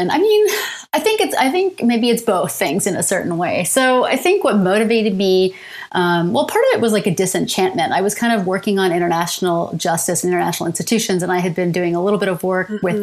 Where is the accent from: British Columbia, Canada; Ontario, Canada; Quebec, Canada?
Ontario, Canada; London; moved away as an adult; also born or lived in Winnipeg, Canada / Ann Arbor, United States; now in Ontario, Canada; So I'm from London, Ontario